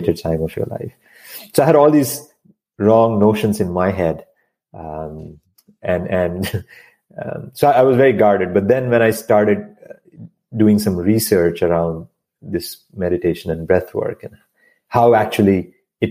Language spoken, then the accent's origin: English; India; moved away as an adult; now in United States; I moved to this country from India. And so I grew up in a very small town